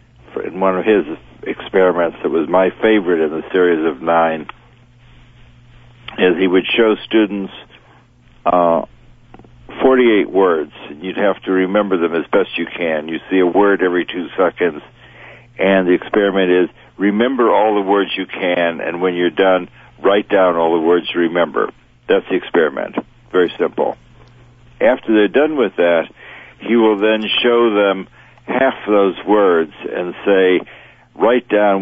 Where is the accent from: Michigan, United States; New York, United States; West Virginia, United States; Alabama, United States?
New York, United States; New York City; I got involved in ESP growing up in New York City